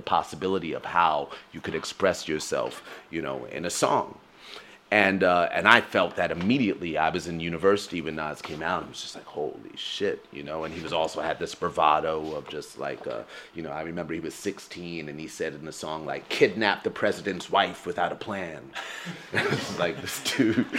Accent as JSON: {"language": "English", "country": "United States", "tie": "born or raised there", "said": "But I grew up in America, where things are often segregated into the idea of black and white"}